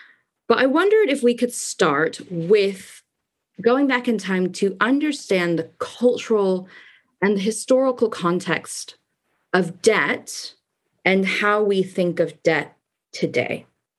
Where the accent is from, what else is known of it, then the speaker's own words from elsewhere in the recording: United States; moved away as an adult; also born or lived in Paris, France / United Kingdom; And I'm speaking as an American, so I'm very familiar with that culture shock coming over to the UK and Europe.